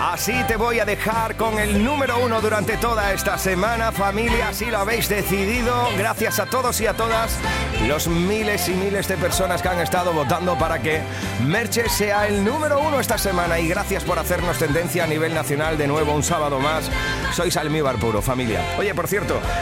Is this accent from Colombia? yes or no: no; Huelva, Andalusia, Spain; un onubense